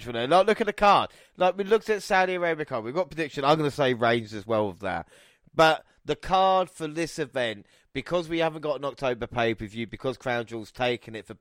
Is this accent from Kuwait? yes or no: no; England, United Kingdom; we're both English